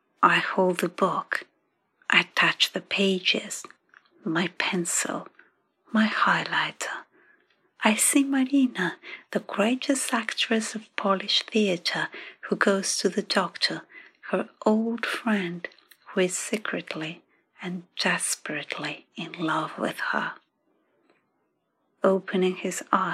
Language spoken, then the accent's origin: English; Athens, Attica, Greece; now in London, United Kingdom; I come from Athens.